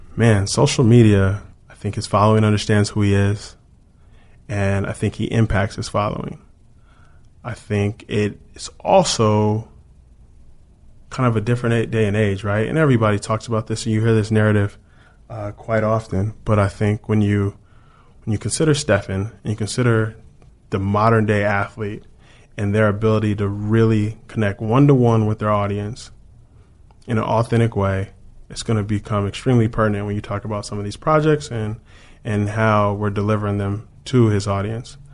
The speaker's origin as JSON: {"language": "English", "town": "Chino Hills", "region": "California", "country": "United States", "tie": "born or raised there", "also_born_or_lived": "Washington, D.C. / New York", "moved": "as an adult", "said": "I grew up in Chino Hills"}